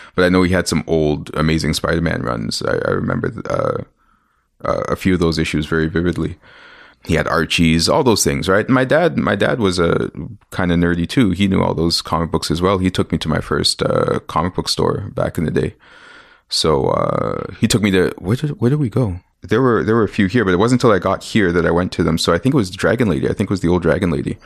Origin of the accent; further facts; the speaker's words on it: Ontario, Canada; also born or lived in Winnipeg, Manitoba / Mississauga / Scarborough; I'm Canadian. I was born here.